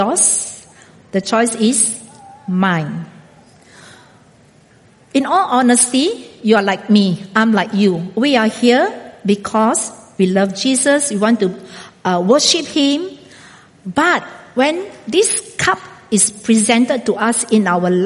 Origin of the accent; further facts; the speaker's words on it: Singapore; moved away as an adult; also born or lived in India; now in Brazil; until the day I die, I am still a Singaporean.